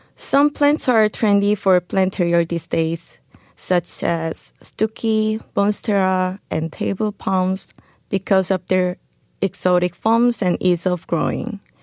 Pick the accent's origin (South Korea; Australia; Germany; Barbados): South Korea; moved away as an adult; also born or lived in Chicago, United States; I was an ordinary Korean girl who was born and raised in Korea